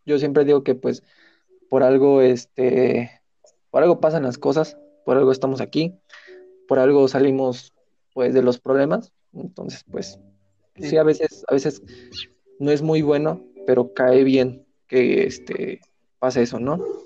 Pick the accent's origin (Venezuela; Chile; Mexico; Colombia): Mexico; Así somos los mexicanos